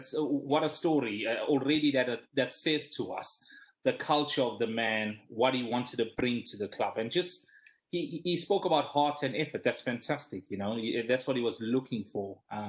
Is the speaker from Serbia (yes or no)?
no; South Africa; growing up in South Africa, you were a hitter amongst my friends in my neighborhood where I was the only Liverpool supporter and everyone was an Arsenal supporter.